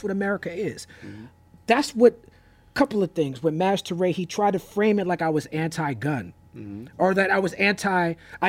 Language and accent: English; New York City, New York, United States; I grew up in New York City, raised by educators.